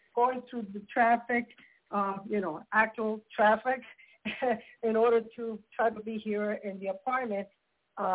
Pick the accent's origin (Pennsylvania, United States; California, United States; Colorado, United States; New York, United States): New York, United States; New York City; now in Yonkers, United States; Queens, New York